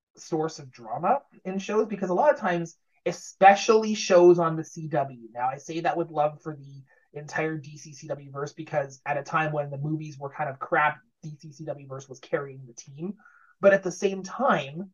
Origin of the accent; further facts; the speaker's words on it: Sudbury, Ontario, Canada; it's filmed in my hometown